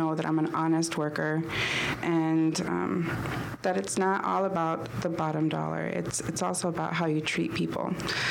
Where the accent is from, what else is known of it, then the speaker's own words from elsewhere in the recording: Tucson, Arizona, United States; also born or lived in California; I was born in California. I moved to Tucson when I was 2 years old. My whole family is from here. They all went to Sunnyside High School.